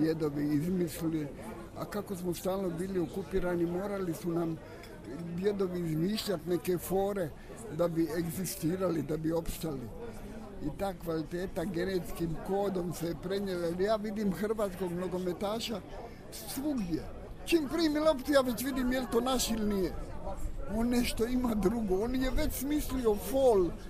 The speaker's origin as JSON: {"language": "Croatian", "town": "Travnik", "region": "Federation of Bosnia and Herzegovina", "country": "Bosnia & Herzegovina", "tie": "born or raised there", "moved": "as an adult", "lives_now": "Zagreb, Croatia", "said": "Jer ja dolazim iz Travnika, u jedan veliki grad čija ulica i najmanja ima jednako stanovnika koliko i moj travnik."}